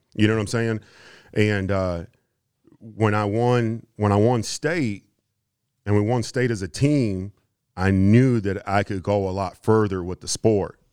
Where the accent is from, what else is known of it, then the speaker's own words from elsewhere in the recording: Houston, Texas, United States; also born or lived in Kansas; I grew up in Houston.